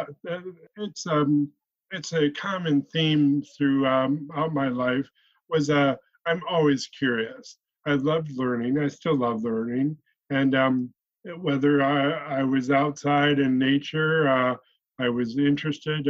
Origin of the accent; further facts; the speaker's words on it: Flint, Michigan, United States; also born or lived in Grand Blanc, Michigan; I was raised in Flint, Michigan, and I went to school in Grand Blanc, Michigan.